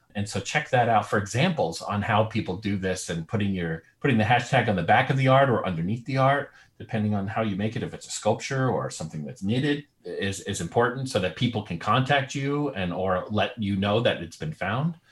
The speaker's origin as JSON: {"language": "English", "region": "New York", "country": "United States", "said": "I'm from New York"}